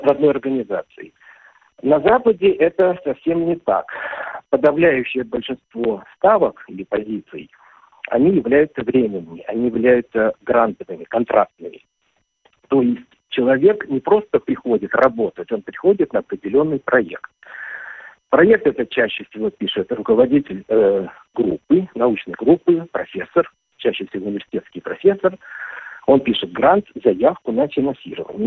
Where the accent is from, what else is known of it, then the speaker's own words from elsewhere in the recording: Kazan, Tatarstan, Russia; moved away as an adult; Казань – это мой родной город. Я там родился, вырос, окончил школу